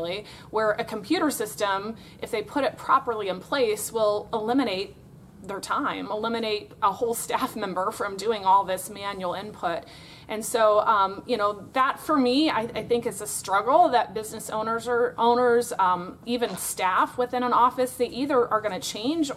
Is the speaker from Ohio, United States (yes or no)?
no; Florida, United States; I am from Florida in the United States of America